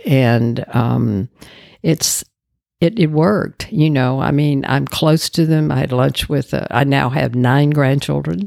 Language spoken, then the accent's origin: English; Dallas, Texas, United States; I grew up in Dallas